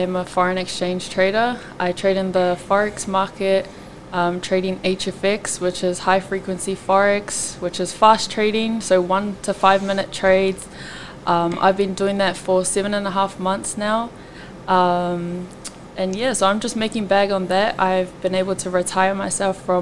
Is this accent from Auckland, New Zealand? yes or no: yes; Auckland, New Zealand; I'm from East Auckland, and I am of Tongan descent